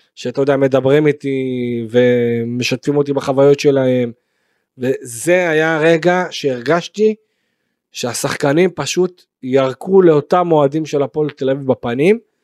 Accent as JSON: {"language": "Hebrew", "town": "Beersheba", "region": "Southern District", "country": "Israel", "tie": "born or raised there", "said": "אני באר שבעי. אה, גדלתי בבאר שבע"}